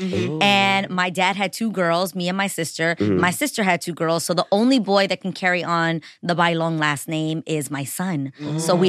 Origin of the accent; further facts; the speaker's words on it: New York City, New York, United States; I grew up in New York City. I am a Lower East Side LES girl for life.